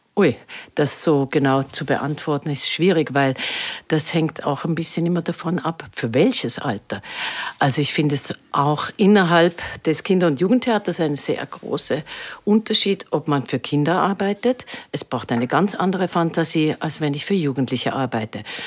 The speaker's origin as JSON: {"language": "German", "country": "Switzerland", "moved": "yes", "lives_now": "Vienna, Austria", "said": "Ich komme ja aus der Schweiz"}